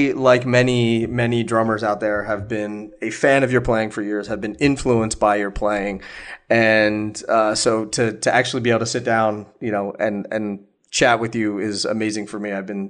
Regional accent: Philadelphia, Pennsylvania, United States; I'm from the Philadelphia area

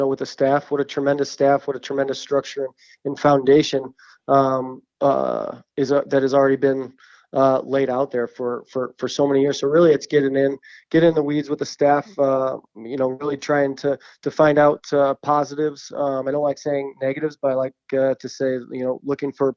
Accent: St. Louis, Missouri, United States; born or raised there

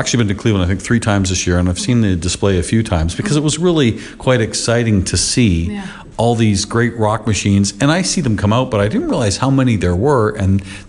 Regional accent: Burlington, Ontario, Canada; it's here in my hometown.

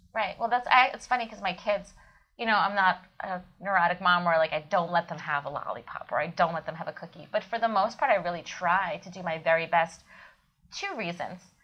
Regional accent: Kyiv, Ukraine; moved away; I was born in Kiev, Ukraine

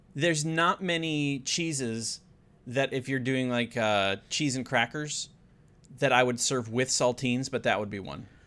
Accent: United States; me being an American

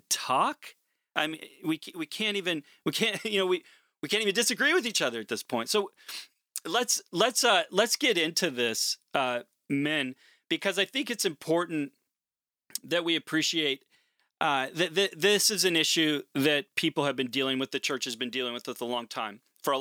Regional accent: Portland, Oregon, United States; moved away; I'm originally from Portland, Oregon

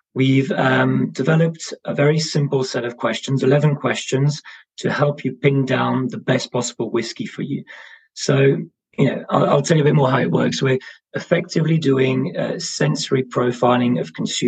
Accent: Brussels, Brussels-Capital Region, Belgium; now in London, United Kingdom; I'm based in London. I'm originally from Brussels

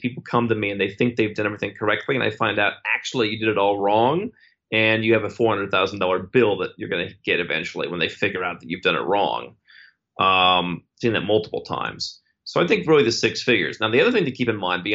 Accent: United States; as an American

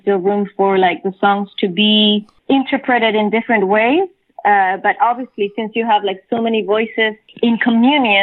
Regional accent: Chile; first language Spanish; English is a second language; now in New York, United States; coming from Chile, my native language is Spanish, right? And then moving to New York

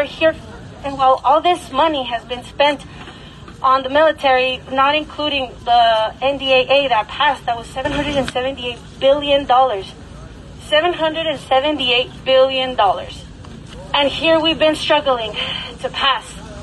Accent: New Mexico, United States; I'm from New Mexico

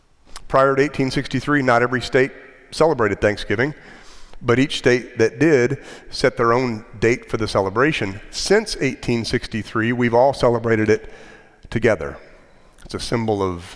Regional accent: United States; our particular national story as American Christians

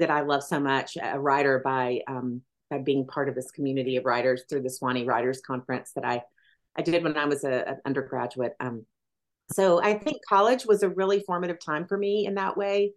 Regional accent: Athens, Tennessee, United States; I was raised in Athens, Tennessee

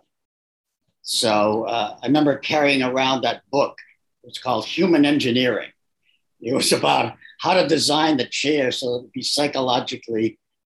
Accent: New Hampshire, United States; I was born in New Hampshire, grew up in a middle-class family.

